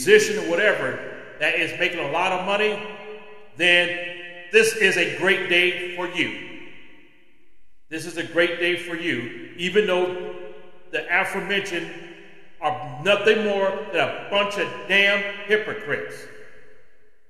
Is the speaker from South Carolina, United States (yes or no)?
no; California, United States; moved away as an adult; I'm from California